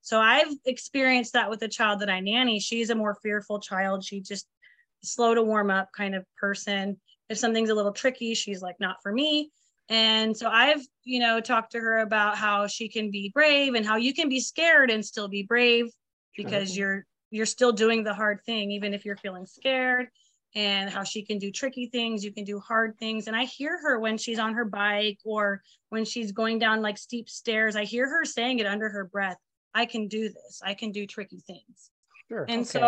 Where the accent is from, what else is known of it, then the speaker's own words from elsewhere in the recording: California, United States; I'm from California, and I've been listening to … since I was in the womb